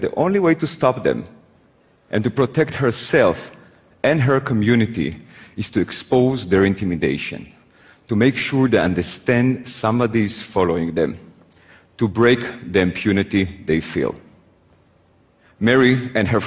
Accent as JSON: {"language": "English", "country": "Israel", "tie": "born or raised there", "said": "I was born in Israel"}